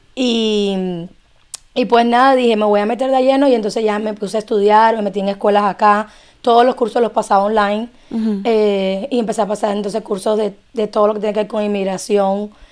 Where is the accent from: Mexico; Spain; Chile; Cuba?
Cuba; now in Miami, United States; soy cubana